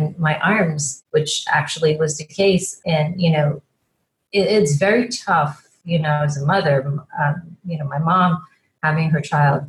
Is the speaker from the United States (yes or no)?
no; Guyana; born there; I was born in Guyana. Guyana is the only English speaking country in South America, and it used to be British Guiana